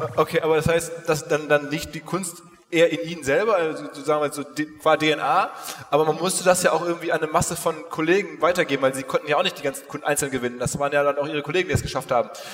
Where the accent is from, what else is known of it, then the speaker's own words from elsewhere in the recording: Essen, North Rhine-Westphalia, Germany; moved away as an adult; also born or lived in Dortmund; now in Hamburg, Germany; Bin aufgewachsen in Essen